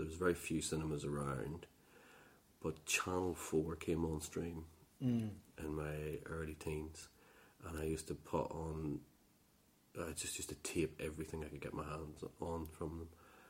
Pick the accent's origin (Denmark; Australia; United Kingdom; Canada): United Kingdom; Northern Ireland; Between sort of Poor Down, Lurgan, and Armagh, in the countryside.